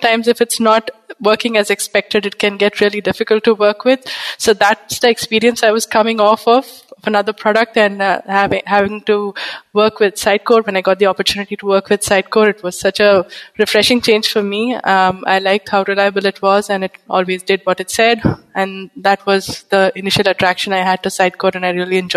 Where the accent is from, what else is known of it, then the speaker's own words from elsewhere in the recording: Bangalore, Karnataka, India; moved away as an adult; also born or lived in West Bengal, India; now in Pondicherry, India; I am from India, basically from Eastern India, which is West Bengal, but grown up in Bangalore